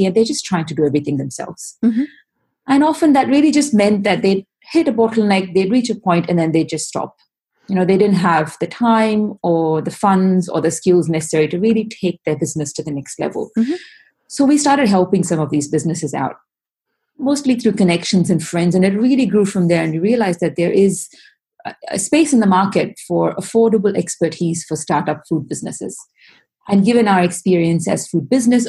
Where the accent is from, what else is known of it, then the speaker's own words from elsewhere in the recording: India; moved away as an adult; now in Australia; I'm actually born in India and I've lived in Australia for about 10 years now. And both my husband and I, we're both from India and we grew up being surrounded by spices